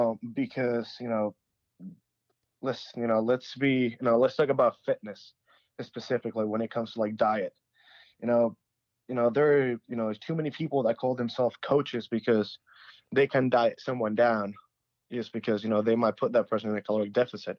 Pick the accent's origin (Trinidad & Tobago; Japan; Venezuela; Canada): Venezuela; moved away; I'm from Venezuela